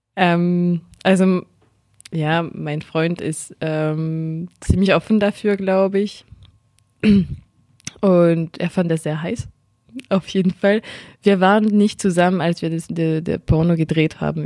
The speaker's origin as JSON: {"language": "German", "country": "France", "accent": "French", "second_language": "German", "said": "meinen französischen Akzent"}